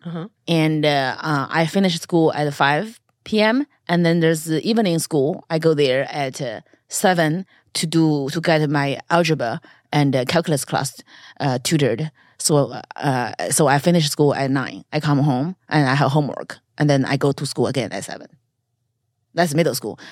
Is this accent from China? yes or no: yes; China; moved away; China is viewed as invasive because our government